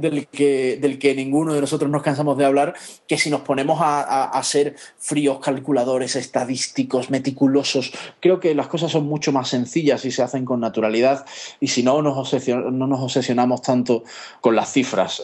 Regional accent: Seville, Andalusia, Spain; los dos somos de Sevilla

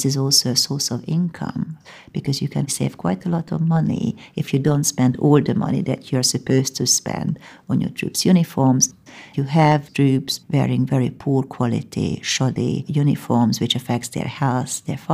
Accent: Hungary; now in United Kingdom; I'm originally from Hungary

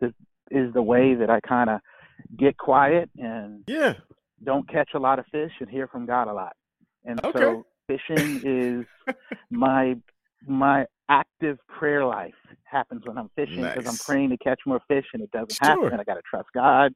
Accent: Charleston, South Carolina, United States; born or raised there; now in Charlotte, United States

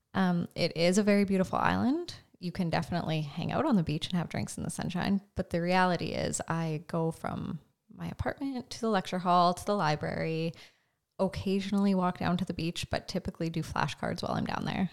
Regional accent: Carrot River, Saskatchewan, Canada; I grew up in Cary River, Saskatchewan, so northeast of here

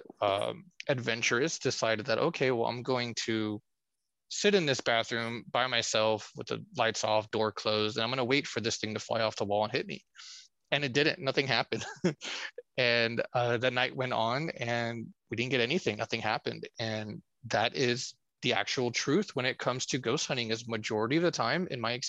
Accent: Corpus Christi, Texas, United States; my hometown, Corpus Christi, Texas.

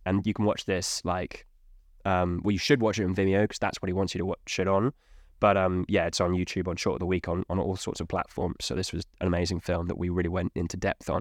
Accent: United Kingdom; I'm English Welshman

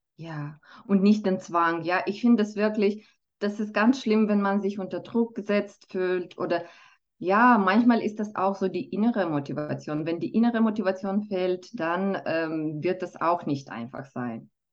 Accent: Moldova; first language Romanian and Russian; German is a second language; now in Switzerland; ich bin äh, selber zweisprachig aufgewachsen. Also ich komme ursprünglich aus Moldawien und schon als Kind habe ich Rumänisch und Russisch gelernt

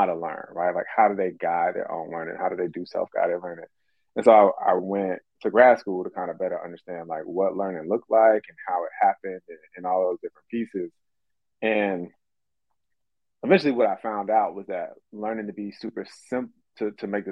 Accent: Atlanta, Georgia, United States; I grew up in Atlanta.

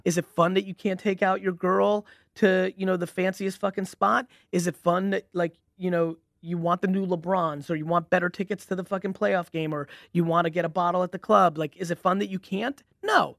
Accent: Edison, New Jersey, United States; also born or lived in Belarus / Queens, New York; I grew up in, you know, I really grew up in Edison, New Jersey

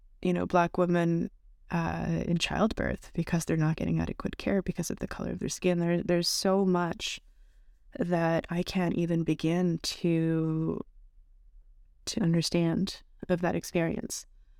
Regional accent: Canada; now in United States; I'm from Canada. I'm first generation here.

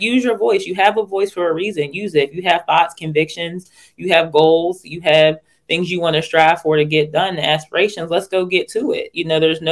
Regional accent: Pittsburgh, Pennsylvania, United States; I'm originally from Pittsburgh, Pennsylvania.

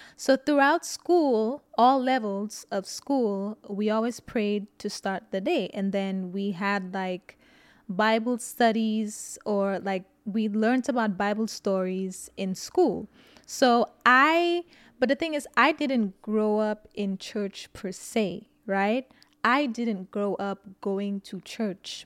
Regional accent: St. Lucia; now in United States; I grew up in Saint Lucia

